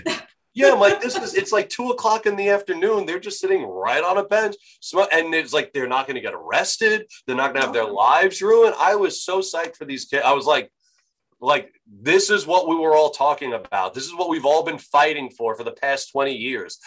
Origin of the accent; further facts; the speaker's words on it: Franklin Square, New York, United States; moved away; I am from New York originally, so I uh, where uh, uh, Franklin Square. Do you know where, where that is in Nassau County